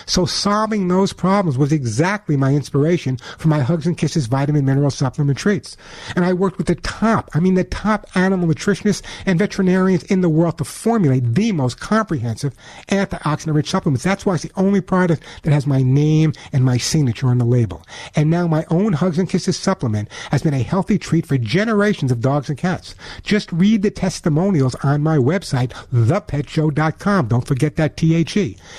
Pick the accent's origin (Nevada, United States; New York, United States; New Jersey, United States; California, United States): New York, United States; especially with friends of mine in New York, and you would never know my accent, that's where I'm originally from.